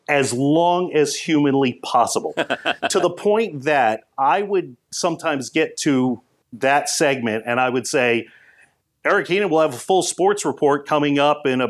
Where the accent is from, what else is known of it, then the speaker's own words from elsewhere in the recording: North Andover, Massachusetts, United States; as a kid growing up in North Andover, Massachusetts